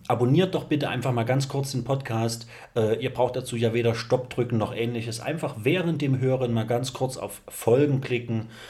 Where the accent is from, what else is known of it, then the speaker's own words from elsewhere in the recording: East Germany, Germany; bin auch Ossi vom Dorf